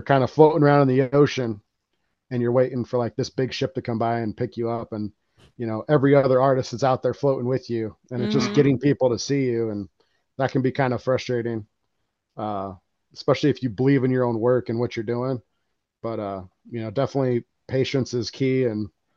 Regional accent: Colorado, United States; moved away as an adult; now in South Dakota, United States; led me back out here to South Dakota, because I'm from Colorado

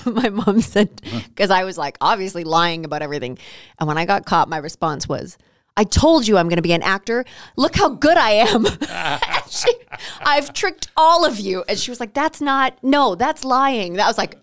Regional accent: Canada; I'm Canadian

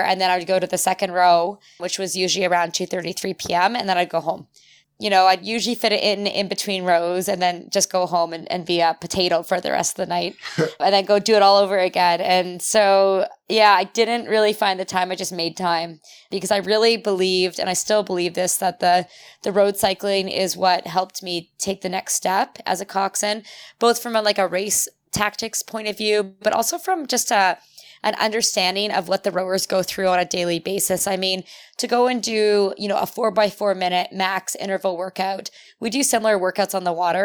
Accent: St. Catharines, Ontario, Canada; also born or lived in Europe / United States; I'm from Saint Catharines

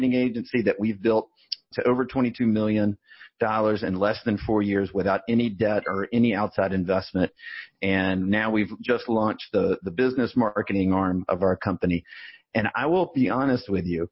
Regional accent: Birmingham, Alabama, United States; I grew up in Birmingham, Alabama

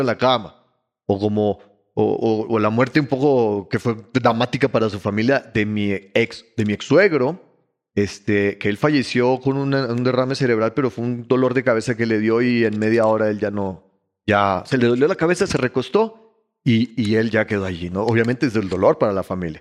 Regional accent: Ecuador; also born or lived in Bogotá, Colombia; Pero yo soy ecuatoriano

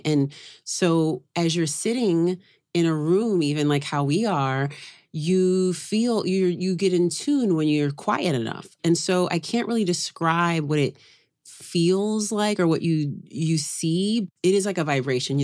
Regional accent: Oakland, California, United States; now in New York, United States; I grew up in Oakland

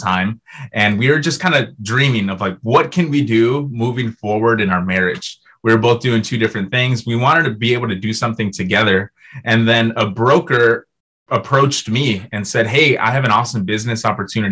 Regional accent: Brownsville, Texas, United States; now in Minneapolis, United States; I'm from Texas originally.

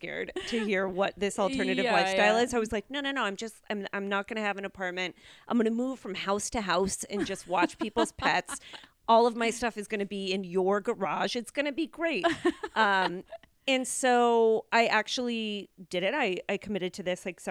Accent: United States; I'm clearly American

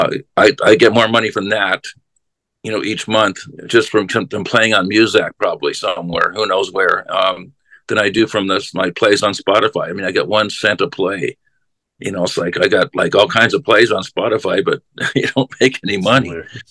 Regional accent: Los Angeles, California, United States; also born or lived in Seattle, Washington / San Francisco / Reno; now in Mound House, United States; I came up from San Francisco. I was living in Seattle, Washington, and then I grew up in Los Angeles.

